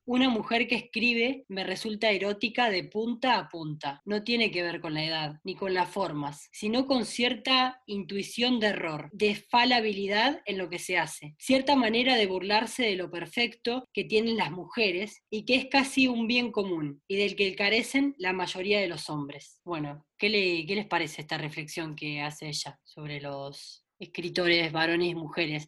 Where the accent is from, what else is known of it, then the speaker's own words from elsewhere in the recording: Doyle, Buenos Aires, Argentina; mi pueblo de Doile, en Santa Lucía